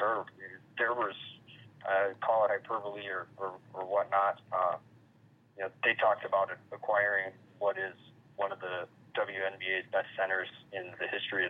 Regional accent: Phoenix, Arizona, United States; I am from Phoenix and grew up a Suns fan

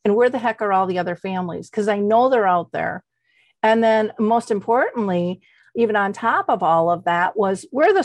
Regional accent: Minnesota, United States; I'm a girl from Minnesota. I never traveled much.

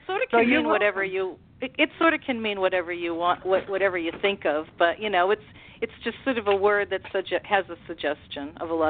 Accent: Plymouth, Massachusetts, United States; also born or lived in Los Angeles; I'm from Plymouth, Massachusetts, and I've always had a house here for a long time, so I go back and forth

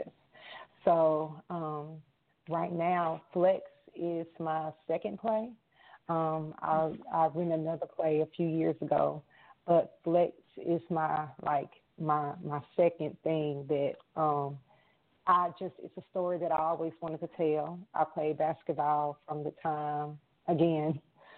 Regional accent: Arkansas, United States; moved away as an adult; now in Minneapolis, United States; I am from Arkansas. I'm recently relocated to Minneapolis

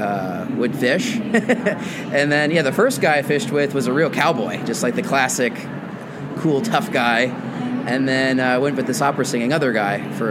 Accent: Portland, United States

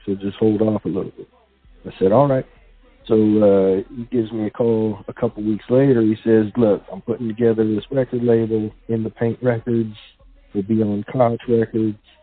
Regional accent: San Jose, California, United States; also born or lived in Livermore, California; I was born and raised in San Jose, grew up there, and then actually moved to uh, Livermore in the East Bay in high school

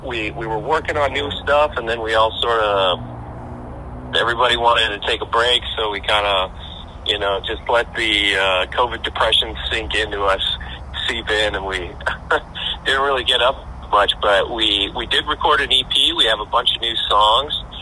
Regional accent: Edmonton, Alberta, Canada; we're from Edmonton

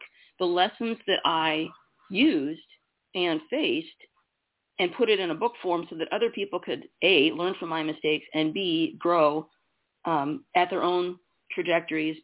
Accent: Iowa, United States; I was born in Iowa, single mom, worked in newspapers

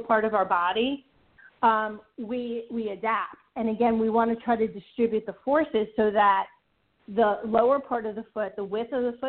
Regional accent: New York, United States; moved away; also born or lived in Ithaca, New York; I'm originally from New York. In fact, I used to own a property in Syracuse.

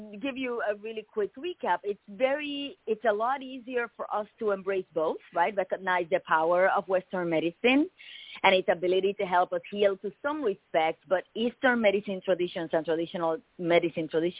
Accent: Puerto Rico; moved away as an adult; now in United States; I was born and raised in Puerto Rico.

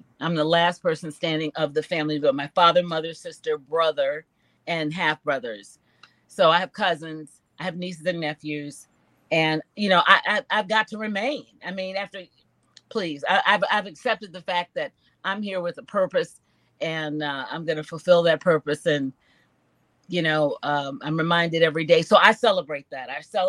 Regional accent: Chicago, Illinois, United States; I'm from Chicago, Illinois.

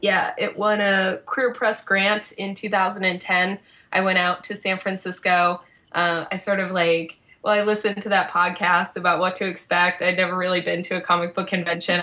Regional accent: Boston, Massachusetts, United States; I'm from Boston

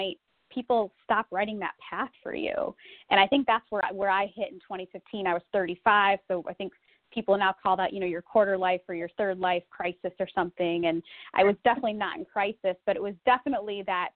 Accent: Republic, Ohio, United States; moved away as an adult; also born or lived in Silicon Valley, California; my life post-Republic, Ohio

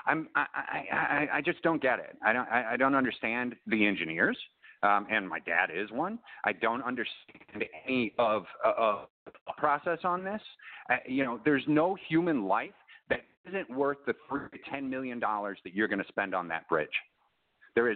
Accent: Chicago, Illinois, United States; I'm originally from Chicago

